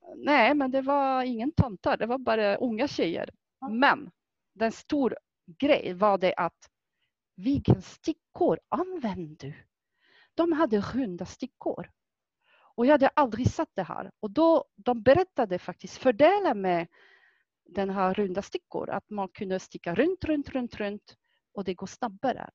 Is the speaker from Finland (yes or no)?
no; France; Swedish is a second language; now in Sweden; Jag kommer från Frankrike ursprungligt och det är faktiskt där jag har lärt mig att sticka